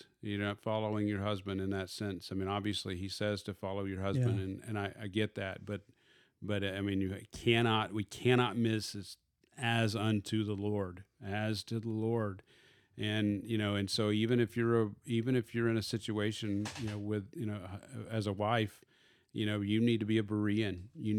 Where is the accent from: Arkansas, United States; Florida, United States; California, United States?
Arkansas, United States; I call it a bed table. Oh, because I am from Arkansas.